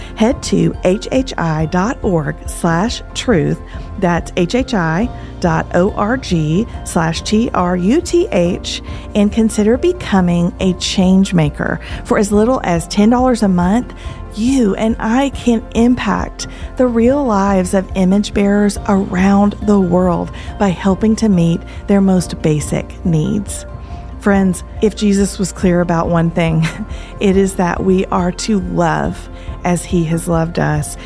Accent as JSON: {"language": "English", "region": "Tennessee", "country": "United States", "said": "We are from Tennessee"}